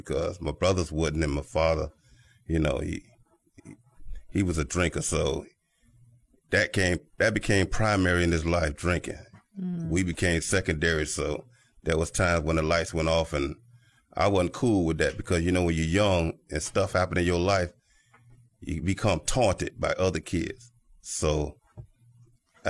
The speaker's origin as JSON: {"language": "English", "town": "Miami", "region": "Florida", "country": "United States", "tie": "born or raised there", "said": "Born and raised in Miami, Florida"}